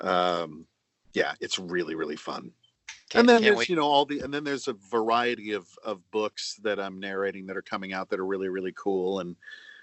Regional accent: Indiana, United States; I grew up in Indiana around tornadoes.

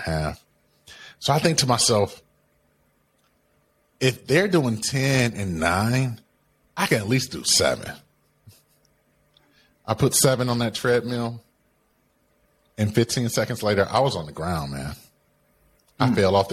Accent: Detroit, Michigan, United States; I grew up in Detroit, Michigan, right? On the east side of Detroit, one of the roughest parts of the cities.

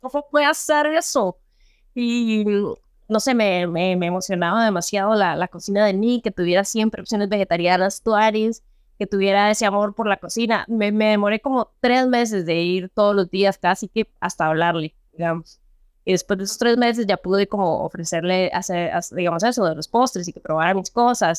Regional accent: Peru; now in Costa Rica; yo soy peruana, nací en Perú

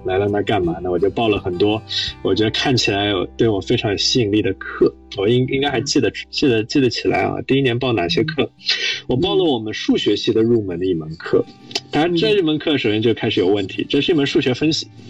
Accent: Shanghai, China; moved away as an adult; also born or lived in Princeton, United States; 我是上海人，我在上海读公校长大的，然后高中其实读的是复旦附中

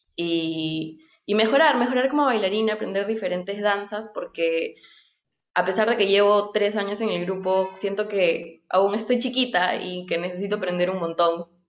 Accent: Nazca, Ica, Peru; moved away; yo crecí, o sea, nací crecí en Nazca, en Ica

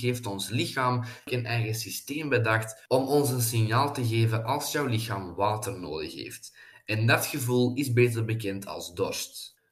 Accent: Flanders, Belgium; wij als Belgen en als Vlamingen

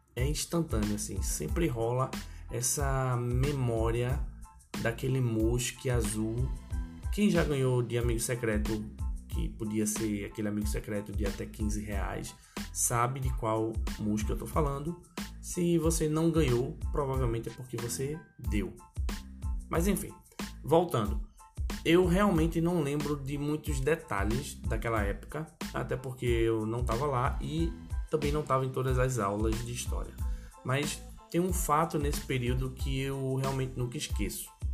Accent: Recife, Pernambuco, Brazil; Eu sou comediante pernambucano nasci em Recife

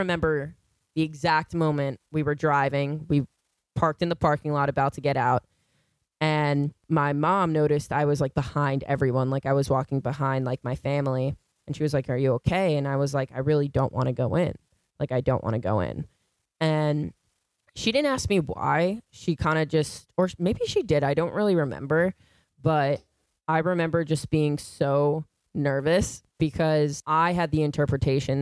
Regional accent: Syosset, New York, United States; first language English; I actually played basketball at St. Edward's in Syosset, like by the train station

